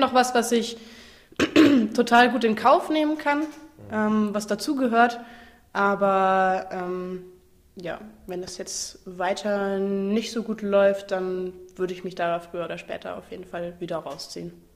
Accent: Fitten, Saarland, Germany; now in Freiburg, Germany; Ich komme ursprünglich aus dem Saarland, aus einem ganz kleinen Kaff namens Fitten, direkt neben Ballern

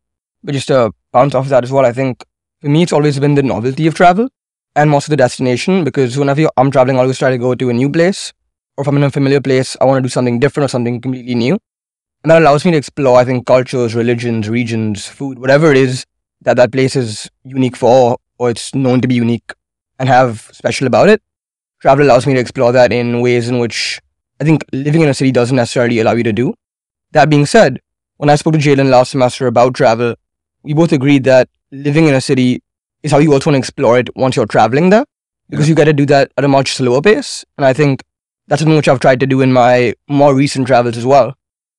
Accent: Mumbai, Maharashtra, India; I'm from Mumbai, India originally. Been very fortunate to travel to around 19 countries

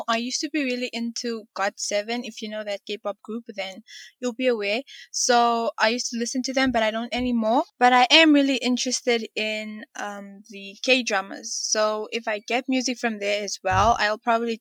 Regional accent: Windhoek, Khomas, Namibia; I'm from Namibia, the capital Windhoek.

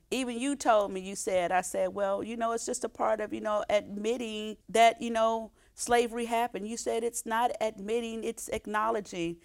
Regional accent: Oakland, California, United States; I grew up in Oakland

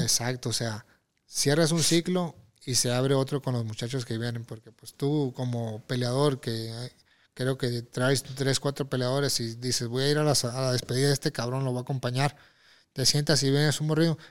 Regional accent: Mexico; also born or lived in Tijuana; yo lo festejo como mexicano.

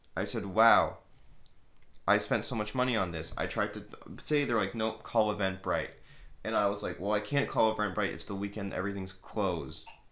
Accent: Canada; I'm Canadian

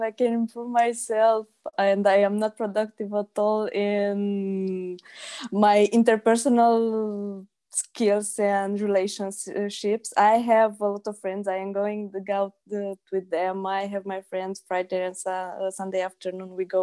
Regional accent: Iași, Iași County, Romania; I am from Romania, Iași

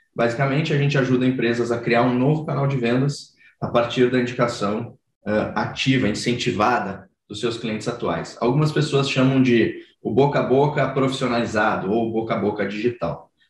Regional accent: Rio Grande do Sul, Brazil; now in São Paulo, Brazil; eu ia para o litoral lá do Rio Grande do Sul, sou gaúcho, né? Hoje eu moro em São Paulo.

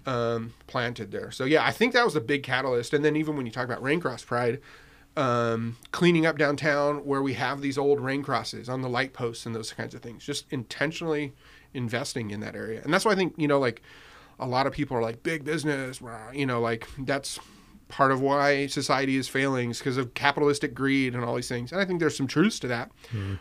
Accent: Riverside, California, United States; that part of growing up in Riverside

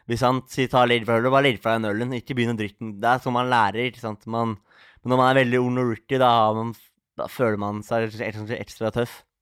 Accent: Oslo, Norway; Og det er vi er fra Oslo, så det er liksom hjemmebane, da.

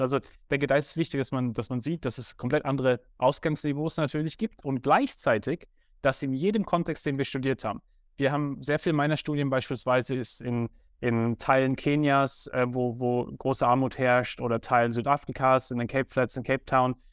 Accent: Germany; Ich bin in Deutschland aufgewachsen

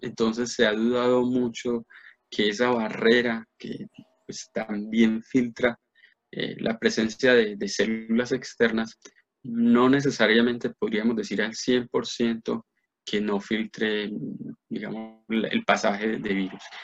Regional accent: Medellín, Antioquia, Colombia; moved away as an adult; also born or lived in Bogotá; yo me fui, de Medellín eh, pues a 18 años y me fui para la Nacional

